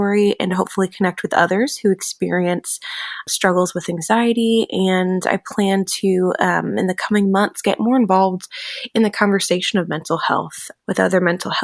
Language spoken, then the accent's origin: English; Elyria, Ohio, United States; moved away as an adult; now in Nashville, United States; originally from Elyria, Ohio, which is just outside of Cleveland, Ohio